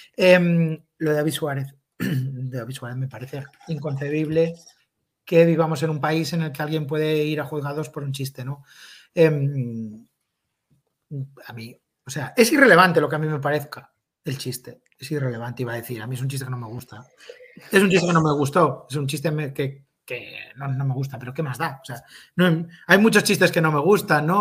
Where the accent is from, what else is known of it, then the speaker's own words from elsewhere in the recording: A Coruña, Galicia, Spain; la gente que somos de allí